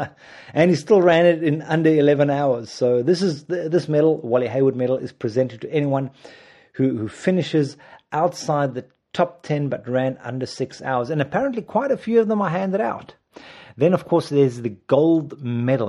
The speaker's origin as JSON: {"language": "English", "country": "South Africa", "said": "I'm South African."}